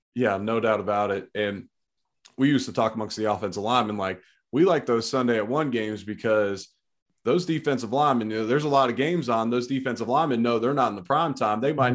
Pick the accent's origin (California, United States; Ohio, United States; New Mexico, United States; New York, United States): Ohio, United States; We're both Ohio guys